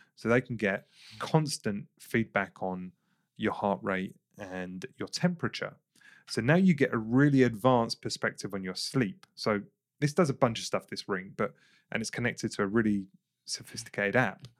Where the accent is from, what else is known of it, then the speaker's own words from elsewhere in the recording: England, United Kingdom; I grew up in England